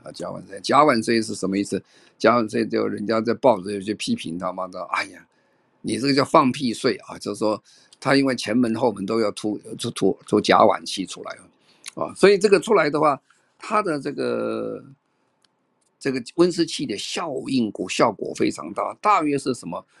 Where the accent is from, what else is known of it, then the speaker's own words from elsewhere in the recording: Tainan, Taiwan; 我是在台南长大啦。那时候很多，那时候很穷啦